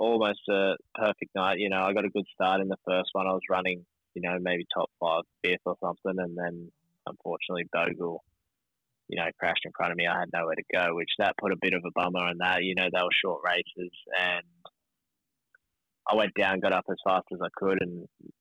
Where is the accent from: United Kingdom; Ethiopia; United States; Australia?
Australia; as an Aussie rider